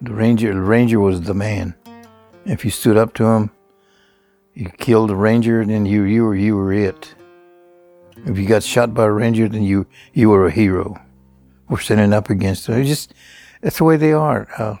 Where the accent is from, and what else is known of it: East Texas, United States